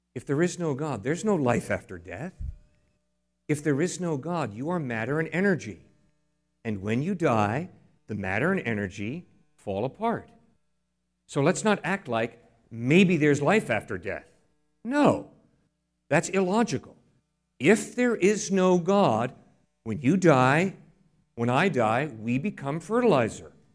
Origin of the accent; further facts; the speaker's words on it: New England, United States; I grew up in New England. I didn't grow up in Texas.